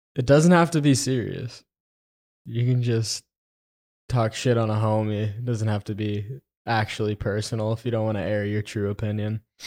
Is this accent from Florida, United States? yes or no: yes; Florida, United States; now in Texas, United States; I'm from Florida